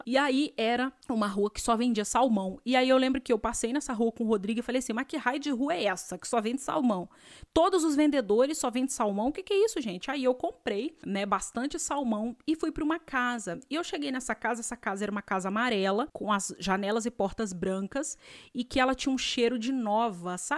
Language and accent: Portuguese; Vassouras, Rio de Janeiro, Brazil; Eu vinha de uma cidade, eu vim de Vassouras, de Valença, que os quartinhos para estudante era 500 reais.